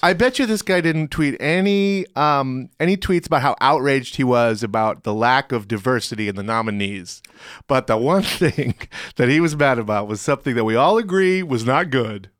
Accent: Richmond, Virginia, United States; I grew up in Richmond, Virginia, so I'm, uh, you know, hard Philip Morris country

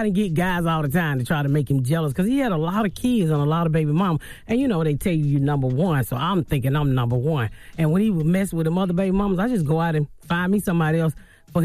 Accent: Atlanta, Georgia, United States; Born and raised in Atlanta, the inner city.

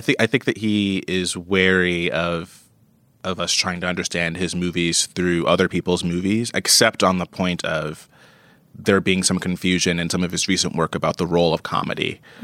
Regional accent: New York, United States; as a New Yorker

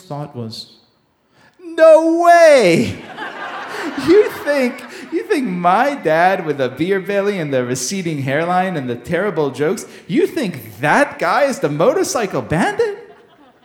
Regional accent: Israel; I grew up in Israel in the 1980s

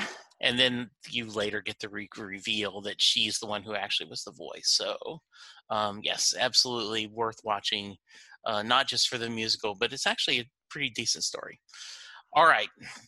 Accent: Leesville, Louisiana, United States; born there; I was born in Leesville, Louisiana. And so that is right next to Fort Polk, Louisiana.

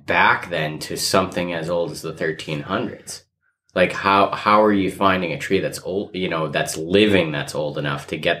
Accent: New England, United States; I'm from New England, so it's like an epidemic.

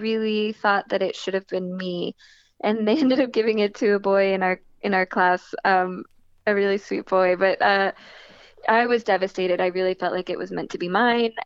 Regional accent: New Jersey, United States; I was born and raised in New Jersey.

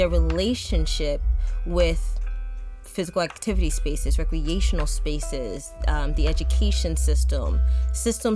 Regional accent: Chester, Pennsylvania, United States; I'm originally from Chester, Pennsylvania. My mom would never let us go to the windows of where we lived because it was a bad neighborhood

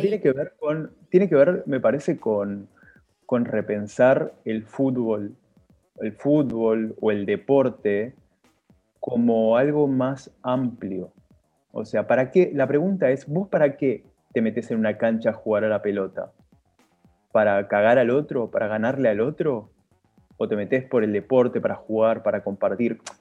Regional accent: San Martín, Buenos Aires Province, Argentina; yo soy de Villa de San Martín

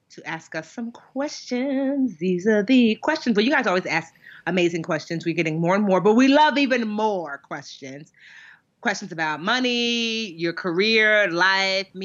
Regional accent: Nigeria; as much as a Nigerian child can be a troublemaker because you know there's only but so much that your parents will allow

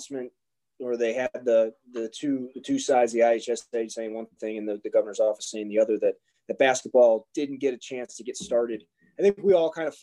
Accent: Bensenville, Illinois, United States; I grew up in Bensonville, Illinois

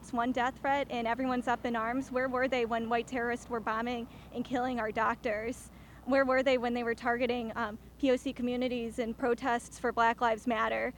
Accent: Ohio, United States; I'm from Ohio.

